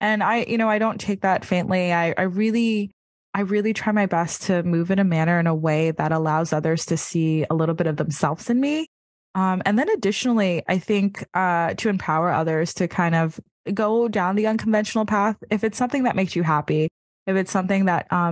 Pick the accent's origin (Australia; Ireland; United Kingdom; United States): United States; New York City, New York; being a New Yorker